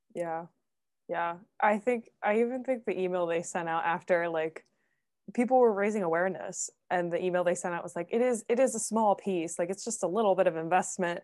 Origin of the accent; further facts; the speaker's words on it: Philadelphia, Pennsylvania, United States; I'm from Philly too